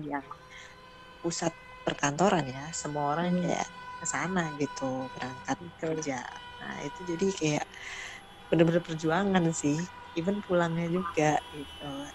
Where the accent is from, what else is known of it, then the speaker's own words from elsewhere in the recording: Bandung, West Java, Indonesia; gue menghabiskan masa kecil di Bandung juga eh. sampai kuliah.